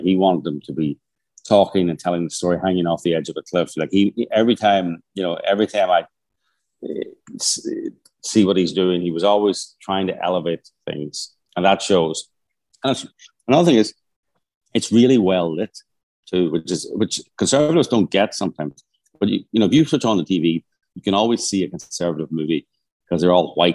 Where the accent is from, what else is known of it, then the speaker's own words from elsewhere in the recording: Northern Ireland, United Kingdom; I'm from Northern Ireland